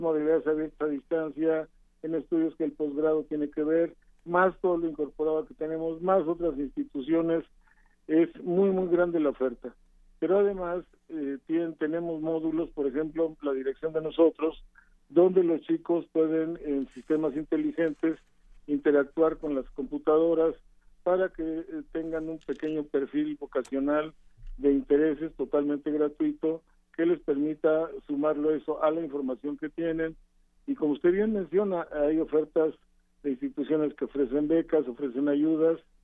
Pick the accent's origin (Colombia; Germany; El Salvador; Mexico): Mexico; somos mexicanos